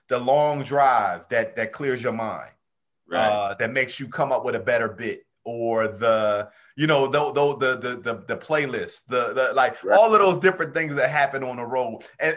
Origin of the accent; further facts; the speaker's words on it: New Jersey, United States; moved away; also born or lived in the South; I'm from Jersey as well, but I didn't start comedy in Jersey